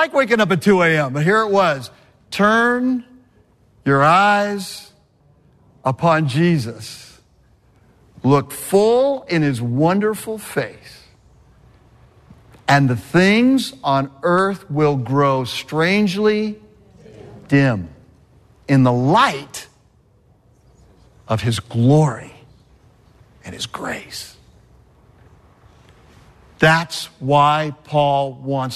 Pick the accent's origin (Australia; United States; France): United States; California; moved away; I grew up in California